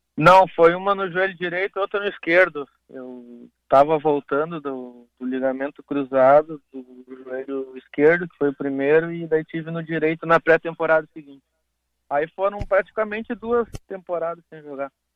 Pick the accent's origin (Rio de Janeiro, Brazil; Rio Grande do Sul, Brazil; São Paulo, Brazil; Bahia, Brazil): Rio Grande do Sul, Brazil; Porto Alegre; Sou daqui de Porto Alegre